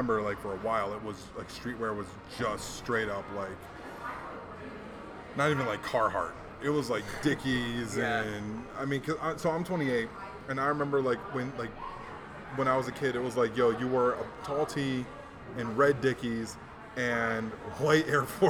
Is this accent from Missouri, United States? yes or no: no; Hawaii, United States; growing up in Hawaii made button-up shirts cool to me. You know, because, like, back home we wore the Aloha shirts.